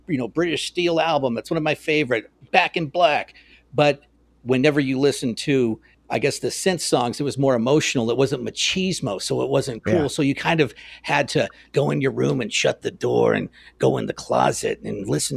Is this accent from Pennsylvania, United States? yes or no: no; Phoenix, Arizona, United States; I grew up in Phoenix